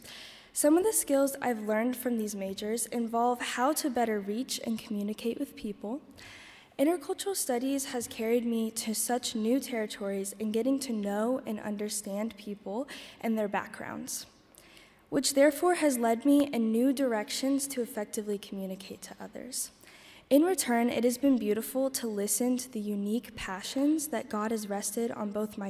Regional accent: Wilmore, Kentucky, United States; I am from Wilmore

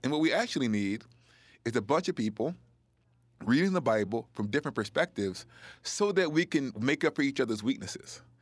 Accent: the South, United States; I was a black person growing up in the South, experiencing poverty and racism.

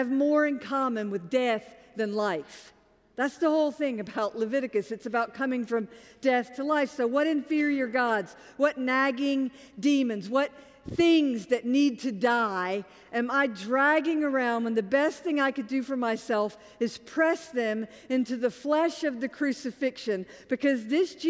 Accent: Augusta, Georgia, United States; I'm from Augusta, Georgia

